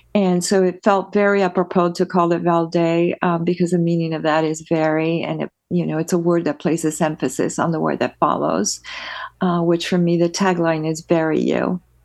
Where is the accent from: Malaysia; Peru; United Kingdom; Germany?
Peru; now in United States; I am originally from Peru, South America, uh, born, born and raised, uh, with the rest of my family